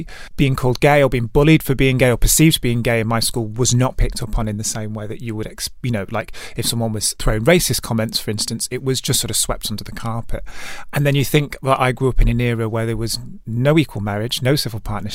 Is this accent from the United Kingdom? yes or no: yes; Stockport, North West England, United Kingdom; also born or lived in Manchester; lovely childhood growing up in Stockport. I'm from Gatley, which is a nice leafy suburb